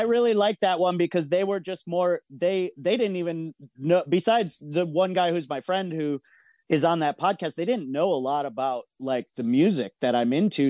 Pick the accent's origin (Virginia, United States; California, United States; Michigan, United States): Michigan, United States; moved away as an adult; also born or lived in San Francisco; I moved from Michigan to San Francisco when I was eighteen